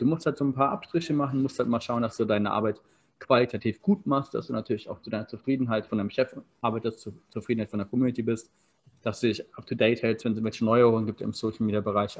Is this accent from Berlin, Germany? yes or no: yes; Berlin, Germany; also born or lived in Maryborough, Queensland, Australia; now in Potsdam, Germany; ich komme aus Berlin, wohne jetzt in Potsdam